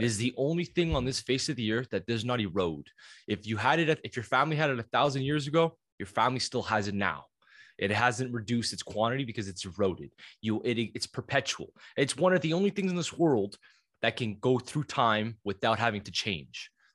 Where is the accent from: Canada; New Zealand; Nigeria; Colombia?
Canada; being Canadian